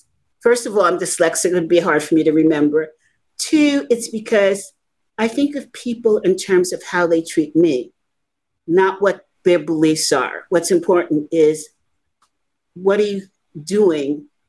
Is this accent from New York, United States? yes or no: yes; New York City, New York, United States; also born or lived in Lower East Side, Manhattan; I grew up in the Bronx